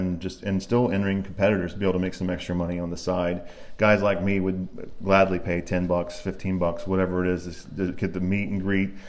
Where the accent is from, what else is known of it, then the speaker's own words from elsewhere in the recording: Circleville, Ohio, United States; My hometown of Circleville, Ohio